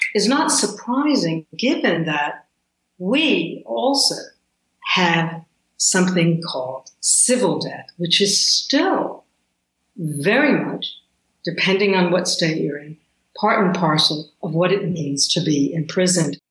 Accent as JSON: {"language": "English", "region": "the South", "country": "United States", "tie": "born or raised there", "said": "growing up in the South"}